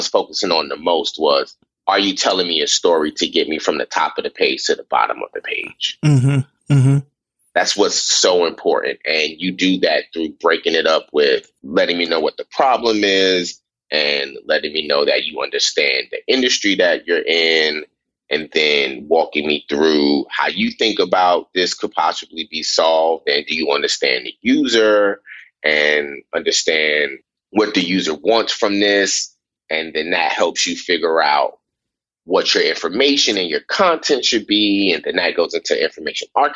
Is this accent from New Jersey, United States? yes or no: no; New York City, New York, United States; I grew up in Brooklyn, New York